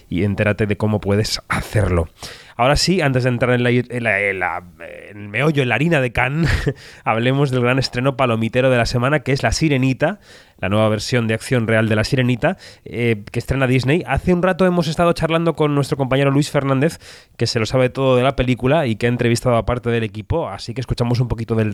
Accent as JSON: {"language": "Spanish", "region": "Galicia", "country": "Spain", "moved": "yes", "lives_now": "Madrid, Spain", "said": "siendo gallego tengo experiencia."}